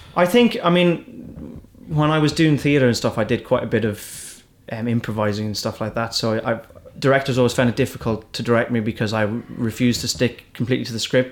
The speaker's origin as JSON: {"language": "English", "country": "Ireland", "accent": "Irish", "said": "I'm an English speaker, but I've got an Irish accent."}